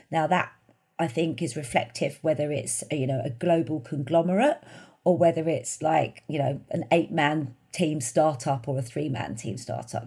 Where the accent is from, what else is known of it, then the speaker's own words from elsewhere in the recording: London, United Kingdom; I grew up in the East End of London, in Bethnal Green.